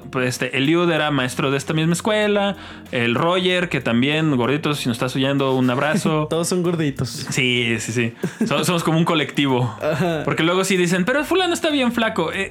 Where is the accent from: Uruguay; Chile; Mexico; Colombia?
Mexico; como buenos mexicanos no, nos poníamos de acuerdo sobre qué era salir.